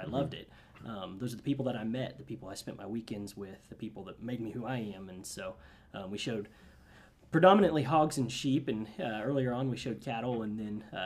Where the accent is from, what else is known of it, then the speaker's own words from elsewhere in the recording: Nevada, Missouri, United States; I grew up on in Nevada, Missouri, so it's a wide spot in the road, about 100 miles south of here in Kansas City